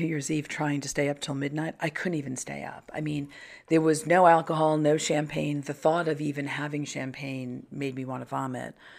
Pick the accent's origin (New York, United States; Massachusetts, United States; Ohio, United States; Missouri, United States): New York, United States; Long Island; I grew up on Long Island